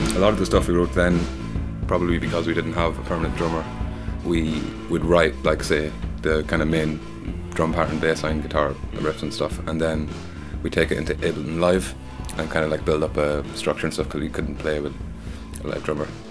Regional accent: Dundalk, Leinster, Ireland; I'm from Dundalk.

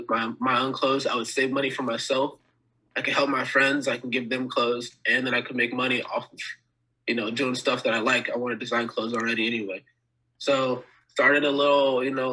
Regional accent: Dixon, California, United States; also born or lived in North Carolina; as my parents got older, they moved to California

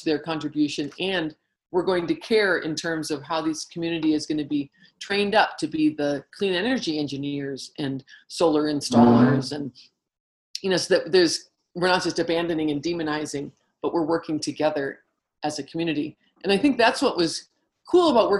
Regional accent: United States; as American women

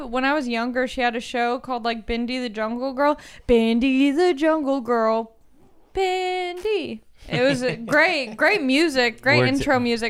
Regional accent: California, United States; I grew up near the Wiener Dog race in Orange County.

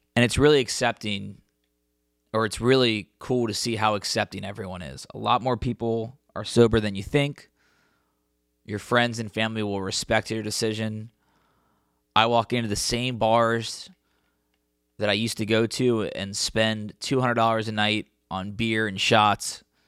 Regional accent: Cincinnati, Ohio, United States; my hometown in Cincinnati

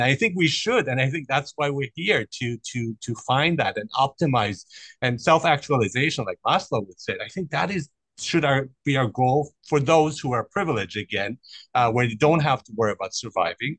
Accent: Germany; also born or lived in Iran; I grew up in Germany, so and I was born in Iran

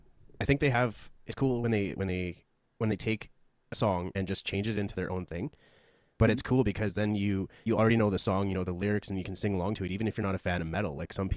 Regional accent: Canada; we're both from Canada.

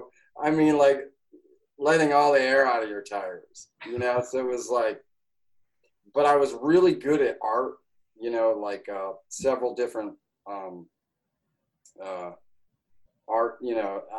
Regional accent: Schenectady, New York, United States; I'm from Schenectady, New York.

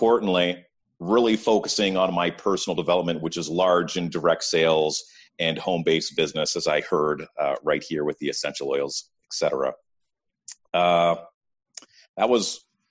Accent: Ottawa, Ontario, Canada; born and raised in Ottawa

